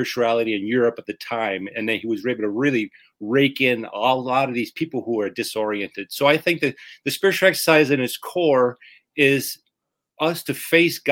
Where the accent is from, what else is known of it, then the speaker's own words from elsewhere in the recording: New Orleans, Louisiana, United States; I was born in New Orleans, Louisiana, and I joined a seminary when I was 17 years of age